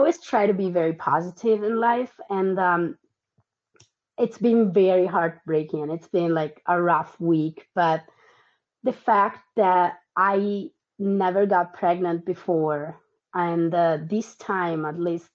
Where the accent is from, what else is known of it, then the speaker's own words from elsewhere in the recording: Tuscany, Italy; moved away as an adult; also born or lived in Argentina / Milan, Italy; now in United States; I was born in Argentina. I moved to Italy when I was 3. I grew up in Tuscany. Then I went to college in Milan.